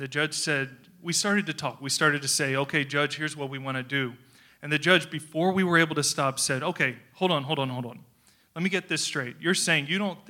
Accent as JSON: {"language": "English", "region": "North Carolina", "country": "United States", "accent": "southern drawl", "said": "I'm from North Carolina, so if you hear I'm from the southern United States, if you hear my voice a little bit drawl sometimes"}